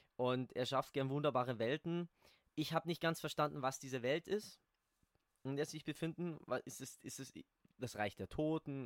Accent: Ingolstadt, Bavaria, Germany; da, wo ich herkomme, hier in Ingolstadt

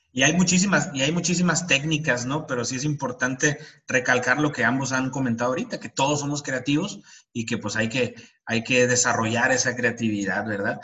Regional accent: Mexico; como mexicanos

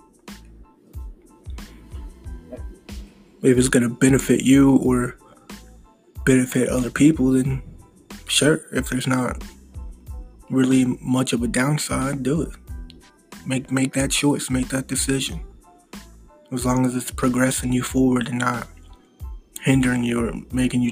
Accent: United States; also born or lived in Missouri; I'm American, live in Missouri

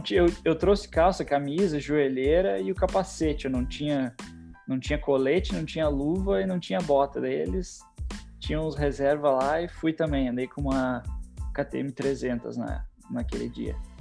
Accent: Porto Alegre, Rio Grande do Sul, Brazil; now in United States; Eu sou de Porto Alegre, né, então fazia só a etapa do Rio Grande do Sul

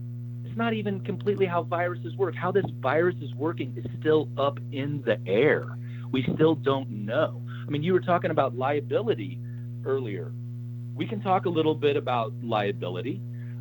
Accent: Oklahoma, United States; I'm originally from Oklahoma

